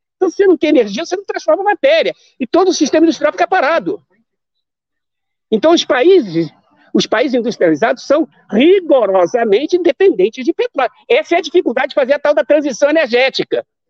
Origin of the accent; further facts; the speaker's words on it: Rio de Janeiro, Brazil; nós que somos cariocas